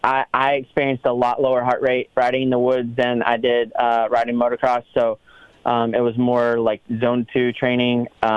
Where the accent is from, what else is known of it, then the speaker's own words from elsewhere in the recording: Southeast, United States; we grew up in the Southeast